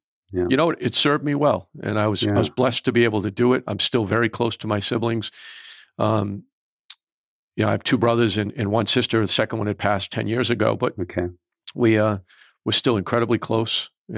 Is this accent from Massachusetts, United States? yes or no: no; Rhode Island, United States; We grew up just outside of Providence.